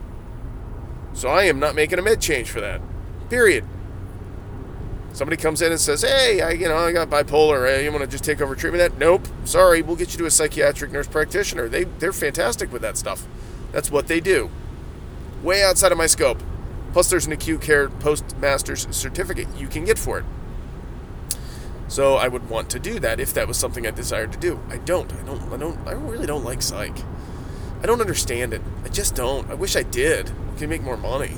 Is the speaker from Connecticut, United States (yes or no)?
no; Ohio, United States; I said deers. I'm from Ohio. I get to say deers